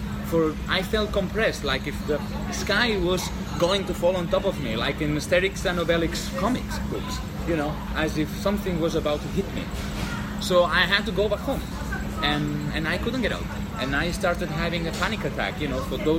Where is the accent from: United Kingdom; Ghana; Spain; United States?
Spain; Barcelona, Catalonia; I'm from Barcelona